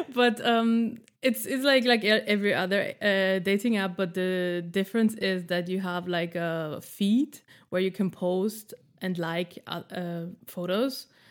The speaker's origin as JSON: {"language": "English", "country": "Austria", "moved": "as an adult", "lives_now": "Berlin, Germany", "said": "I am living in Berlin since nine years, uh, and been single here three years. In this time, and I'm from Austria"}